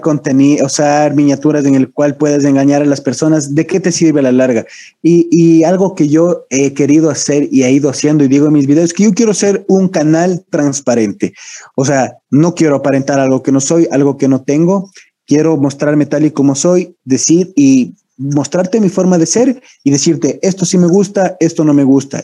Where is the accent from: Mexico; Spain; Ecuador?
Ecuador; Yo sí soy ecuatoriano